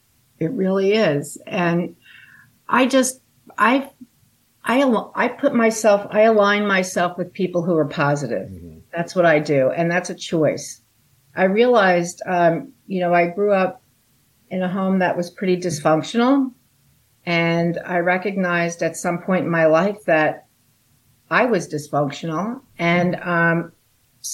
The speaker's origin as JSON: {"language": "English", "area": "Long Island, South Shore", "region": "New York", "country": "United States", "tie": "born or raised there", "said": "I grew up on Long Island on the South Shore, which is near the Great South Bay"}